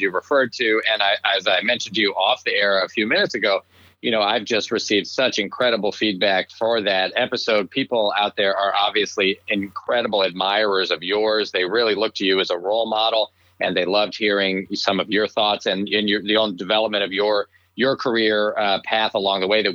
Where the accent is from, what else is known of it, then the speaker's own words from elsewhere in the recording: Shaker Heights, Ohio, United States; moved away as an adult; also born or lived in Providence, Rhode Island; I grew up a little suburb of Cleveland, Ohio, called Shaker Heights, Ohio. And I was there until I went to college